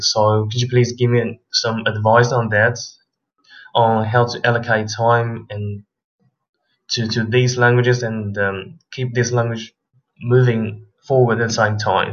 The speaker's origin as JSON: {"language": "English", "country": "China", "first_language": "Mandarin Chinese", "second_language": "English", "moved": "yes", "lives_now": "Portugal", "said": "I am Chinese, living in Portugal. My first language is Mandarin Chinese"}